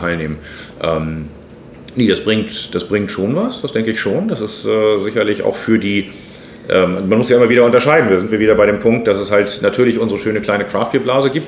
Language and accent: German; Hamburg, Germany; ich bin hier aufgewachsen äh, im Stadtteil, aber Harburg ist Hamburg